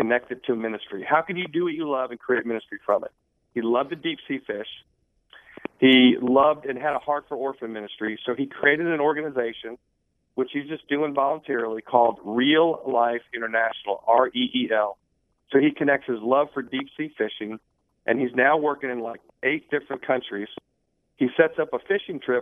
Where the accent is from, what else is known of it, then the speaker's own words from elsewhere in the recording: Florida, United States; moved away as an adult; also born or lived in West Palm Beach / Wellington; now in Birmingham, United States; I'm a Florida guy